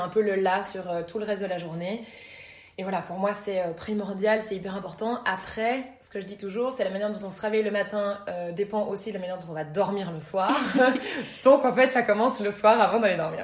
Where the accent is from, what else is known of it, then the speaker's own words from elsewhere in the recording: Brussels, Brussels-Capital Region, Belgium; Je suis bruxelloise